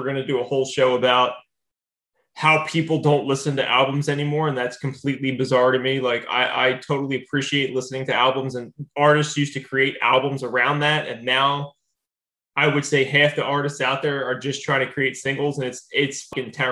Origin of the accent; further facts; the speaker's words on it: New Jersey, United States; I grew up in New Jersey.